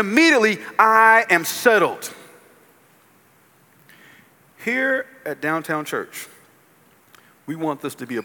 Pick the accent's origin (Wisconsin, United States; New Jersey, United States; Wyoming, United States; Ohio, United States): New Jersey, United States; now in Columbia, United States; I live in Columbia, South Carolina. I'm from New Jersey.